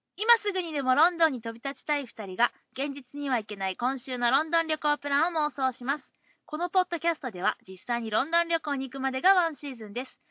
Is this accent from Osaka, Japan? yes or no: yes; Osaka, Japan; 地元大阪